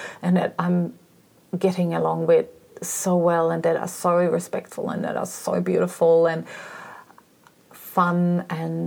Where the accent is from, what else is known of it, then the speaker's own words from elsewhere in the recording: East Germany, Germany; moved away; growing up in East Germany.